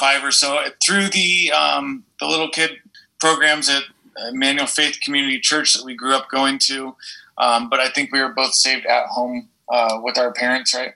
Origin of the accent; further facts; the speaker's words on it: San Diego County, California, United States; we both were born and raised in San Diego County, California.